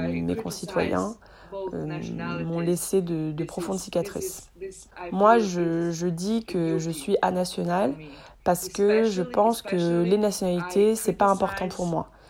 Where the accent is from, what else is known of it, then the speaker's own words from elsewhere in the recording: Banja Luka, Republika Srpska, Bosnia & Herzegovina; also born or lived in Switzerland; Je suis née en Bosnie-Herzégovine, à Banja Luka. C'est la deuxième plus grande ville après Sarajevo. Mes parents sont tous les deux ingénieurs chimistes et mon père a travaillé en Suisse. Donc on a vécu entre la Suisse et Banja Luka, notre ville d'origine